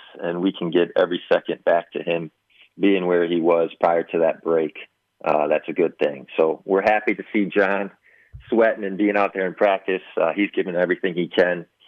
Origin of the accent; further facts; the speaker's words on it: Chicago, Illinois, United States; moved away; I grew up in Chicago.